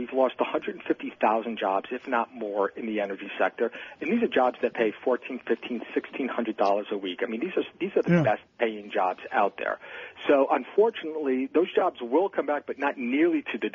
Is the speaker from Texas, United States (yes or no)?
no; Pennsylvania, United States; my home state here in Pennsylvania